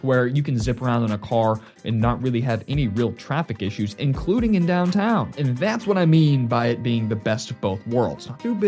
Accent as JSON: {"language": "English", "town": "Nixa", "region": "Missouri", "country": "United States", "tie": "born or raised there", "also_born_or_lived": "Springfield, Missouri", "said": "Springfield, Missouri is a great place to live. I grew up here and technically I grew up in Nixa, but I currently live in Springfield. My entire life has been spent in and around Springfield."}